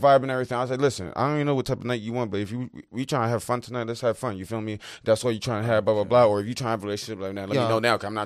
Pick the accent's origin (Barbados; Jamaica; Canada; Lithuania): Barbados; moved away; I'm from Barbados